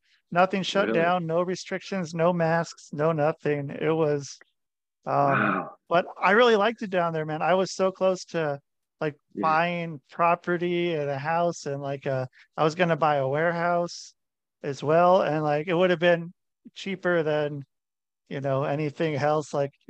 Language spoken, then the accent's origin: English; Portland, Oregon, United States; moved away as an adult; also born or lived in Iowa; I'm from Portland, Oregon, pretty much